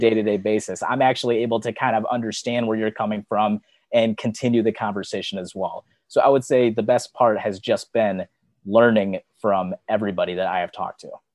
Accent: Michigan, United States; I'm from Michigan, where it, it snows nonstop all the time during the wintertime

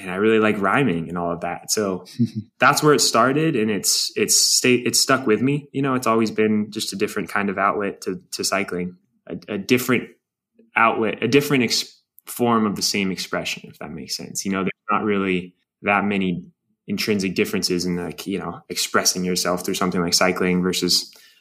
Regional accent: Durango, Colorado, United States; growing up in Durango, you can look 360 degrees around you and see where a bike can take you

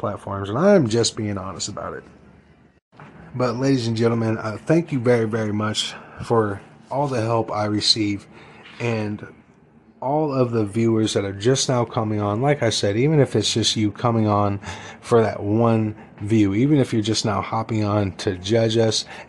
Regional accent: United States; as American people

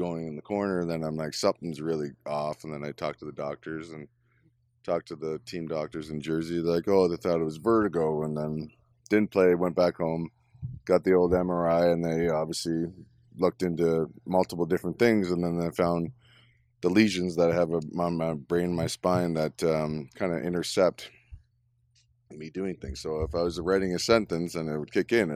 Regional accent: Orono, Ontario, Canada; I'm from Orono. Population Orono when I was a kid was 800 people

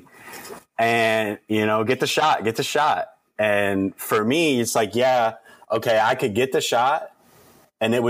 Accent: Toledo, Ohio, United States; moved away; I went to Toledo Central Catholic, in my hometown

